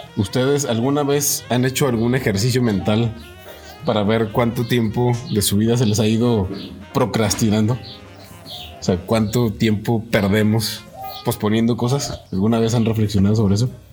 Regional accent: Mexico; como mexicano

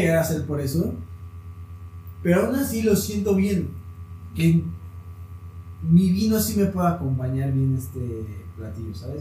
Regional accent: Mexico; como mexicano

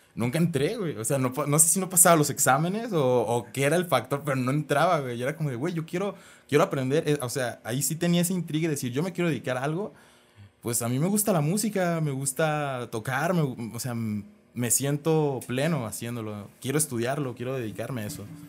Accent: Guadalajara, Jalisco, Mexico; also born or lived in Monterrey; yo soy aquí de Guadalajara, había emigrado para allá, para Monterrey

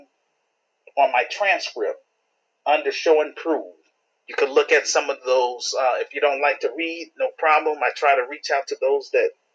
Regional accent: Chicago, Illinois, United States; my home city, Chicago

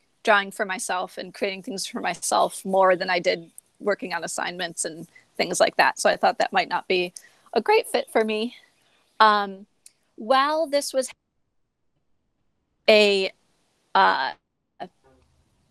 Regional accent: Buffalo, New York, United States; I'm from Buffalo, New York. I grew up going to theater a lot as a kid. My aunt would bring me to Shays Theater in Buffalo

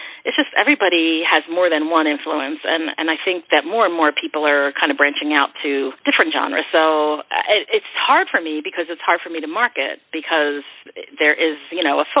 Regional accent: Philadelphia, Pennsylvania, United States; I grew up in Kensington and Philadelphia in a row home

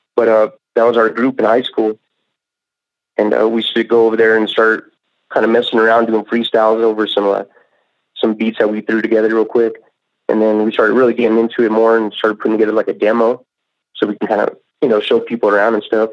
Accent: Colorado Springs, Colorado, United States; also born or lived in San Luis Valley, Colorado / Alamosa, Colorado; I was born and raised in Colorado Springs, and um, I was out there for at least until like a ninth grade or so. And then that's when I moved out to the uh, San Luis Valley.

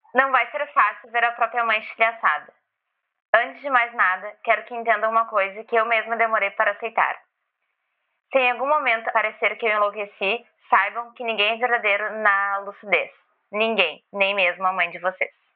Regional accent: Esteio, Rio Grande do Sul, Brazil; also born or lived in Canoas; eu só fui parida em Canoas. Eu morei minha vida inteira em Esteio

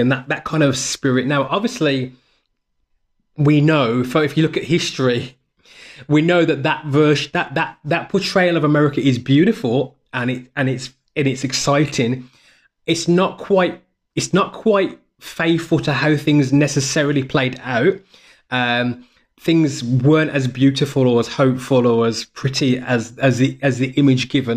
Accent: United Kingdom; I'm a Brit. So, as a Brit

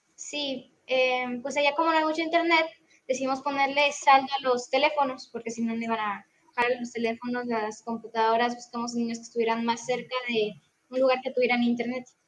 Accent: Monterrey, Nuevo León, Mexico; also born or lived in Tamaulipas; yo soy de Monterrey, Nuevo León, eh, soy del grupo 19

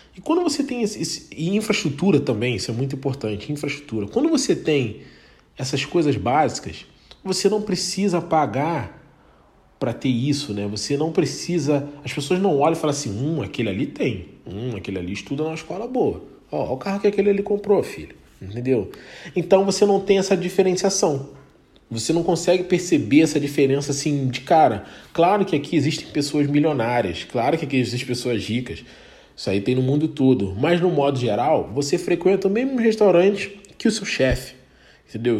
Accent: Baixada Fluminense, Rio de Janeiro, Brazil; moved away as an adult; eu vim da Baixada Fluminense, né? Vim do Rio, de Rio de Janeiro, Baixada Fluminense

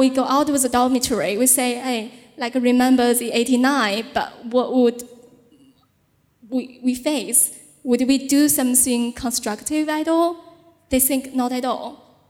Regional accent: Beijing, China; English is a second language; grandparents lived on the Chang'an Revenue that was so close to the tanks. And they say, yeah, and like growing up in Beijing, our parents, grandparents have been warning me a lot

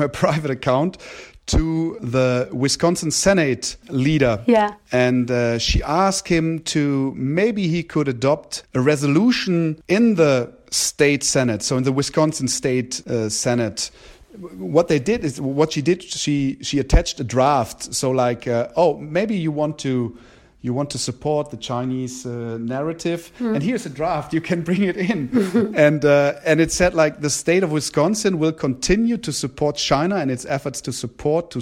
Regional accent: Germany; we've been raised in Germany

